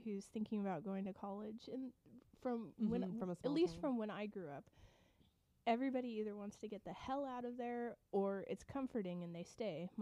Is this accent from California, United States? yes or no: yes; Ceres, California, United States; my hometown, which is Ceres, Ceres